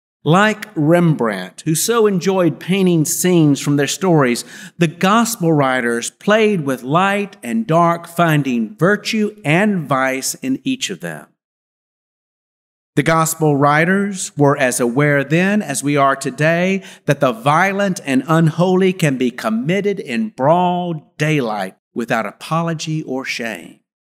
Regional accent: Montgomery, Alabama, United States; When I came home from Davis Elementary School in Montgomery, Alabama

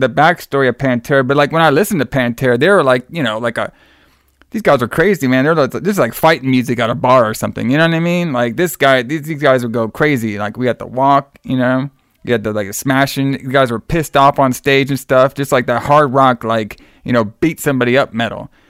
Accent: Texas, United States; flying back to the home state of Texas, brother, my home state at least

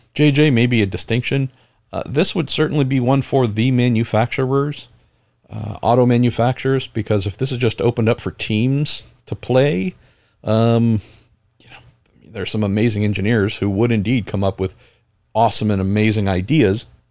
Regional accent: San Andreas fault line, California, United States; I grew up right on the San Andreas fault line

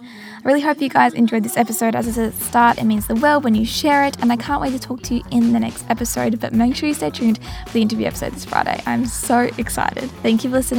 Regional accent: regional Victoria, Australia; moved away as an adult; now in Geelong, Australia; I'm back in Geelong, which is classified as regional Victoria, and it meant that I could go and travel to my hometown

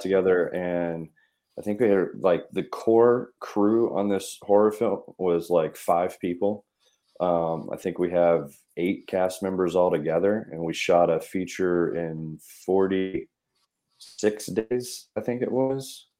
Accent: Mississippi, United States; I was growing up in Mississippi.

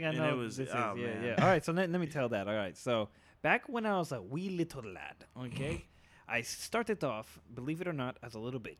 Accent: United States; first language Spanish; I was basically raised here in the mainland USA.

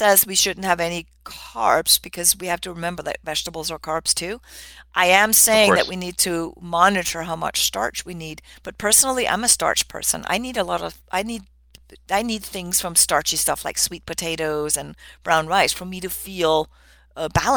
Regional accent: Denmark; moved away; I grew up in Denmark

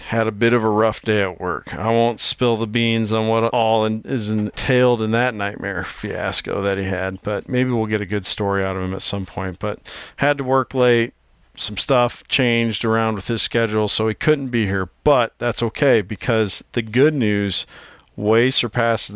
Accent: Iowa, United States; my home state of Iowa

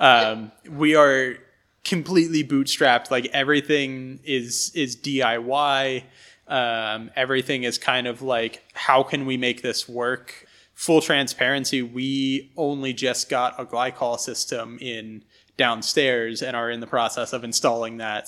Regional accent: Bucks County, Pennsylvania, United States; born or raised there; moved away as an adult; also born or lived in Philadelphia, Pennsylvania; now in Philipsburg, United States

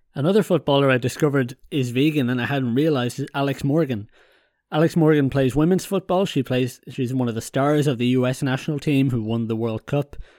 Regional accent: Ireland; moved away; also born or lived in continental Europe; I'm Irish

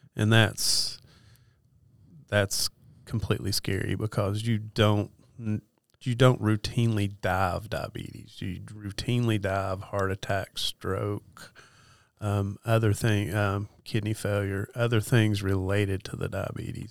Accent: Western North Carolina, United States; also born or lived in East Tennessee; I'm from Western North Carolina

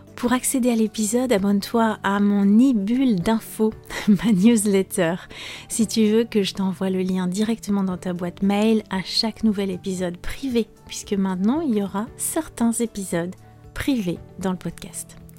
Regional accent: France; je suis française

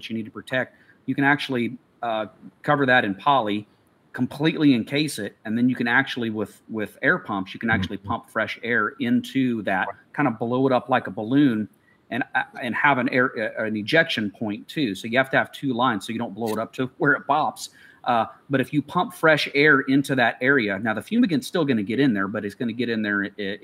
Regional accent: Midwest, United States; Growing up in the Midwest

